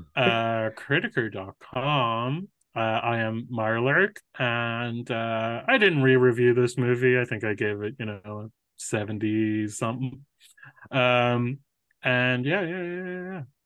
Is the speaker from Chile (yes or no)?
no; Ireland; as an Irish person